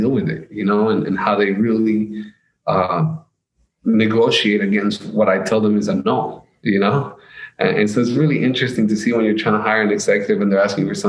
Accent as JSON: {"language": "English", "country": "United States", "also_born_or_lived": "Colombia", "said": "I'm from America"}